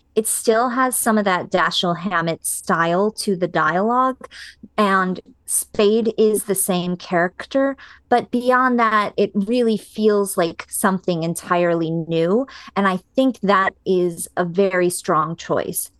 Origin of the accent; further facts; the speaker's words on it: United States; as an American viewer